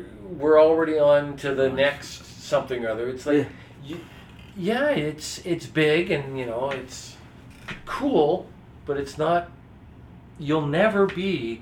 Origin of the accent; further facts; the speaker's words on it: Saskatoon, Saskatchewan, Canada; I was growing up in Saskatoon